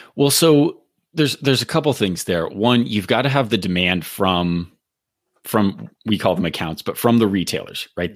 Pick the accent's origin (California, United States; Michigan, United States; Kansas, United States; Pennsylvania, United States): California, United States; I grew up in California as well